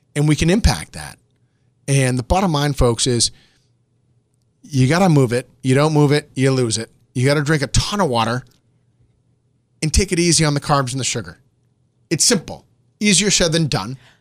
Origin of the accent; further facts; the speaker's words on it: Boston, Massachusetts, United States; I'm from Boston